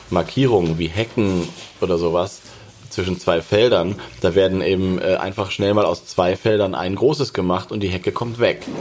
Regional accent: Lower Saxony, Germany; also ich komme ja aus Niedersachsen. Ähm, es gibt es alles noch.

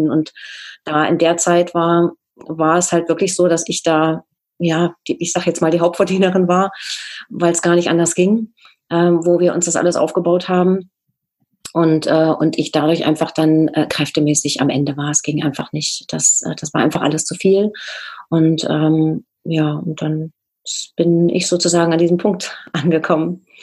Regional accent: East Germany, Germany; es war ja so, als sagen, als Ostdeutscher auch nicht so ganz selbstverständlich, für uns zumindest nicht, dass wir dort auch ähm, herzlich willkommen waren.

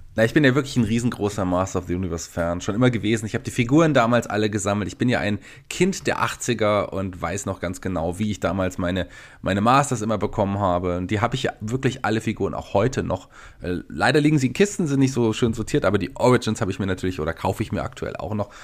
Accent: Germany; bei uns in Deutschland

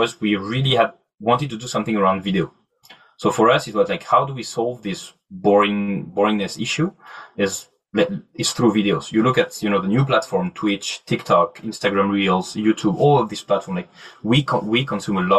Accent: Normandy, France; English is a second language; also born or lived in south of France; now in Paris, France; Originally, I grew up in Normandy, but lived in Paris for a while and studied in the south of France, mid of France, and right now I'm based out of Paris

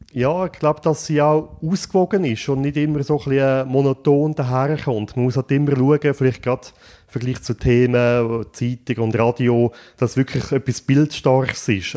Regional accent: Buochs, Nidwalden, Switzerland; Ich bin in Zbuchs aufgewachsen

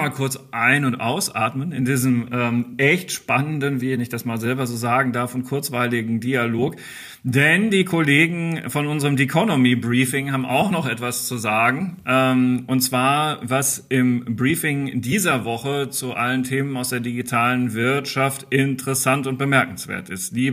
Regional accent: Dortmund, North Rhine-Westphalia, Germany; Darf ich als Dortmunder sagen?

